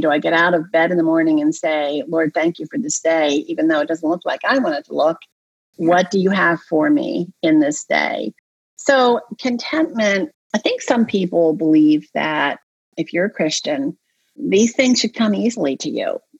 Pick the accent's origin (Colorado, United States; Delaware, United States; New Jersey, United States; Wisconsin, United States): Delaware, United States; I grew up in Delaware